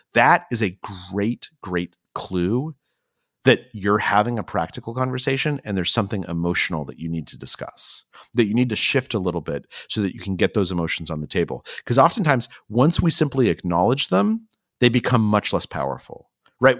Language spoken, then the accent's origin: English; Albuquerque, New Mexico, United States; moved away; I actually grew up in Albuquerque, New Mexico